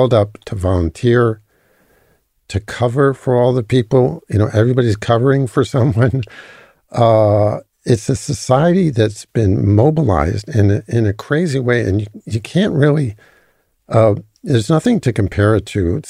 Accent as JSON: {"language": "English", "country": "United States", "tie": "born or raised there", "moved": "as an adult", "lives_now": "Israel", "said": "as an American who grew up in the U.S."}